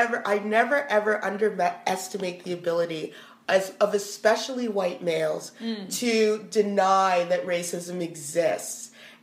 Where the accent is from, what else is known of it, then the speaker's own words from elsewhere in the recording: Canada; I'm a Canadian. I grew up here. I was born here